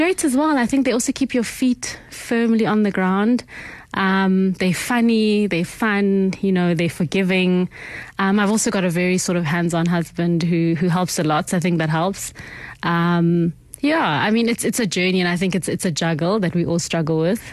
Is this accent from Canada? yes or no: no; Midrand, Gauteng, South Africa; also born or lived in Mamelodi / Soshanguve; I was born in Mamelodi. I didn't live there very long. We lived in Soshanguve, then we moved to Midrand. And I would say most of my sort of upbringing happened in kind of the Midrand, sort of between Johannesburg and Pretoria.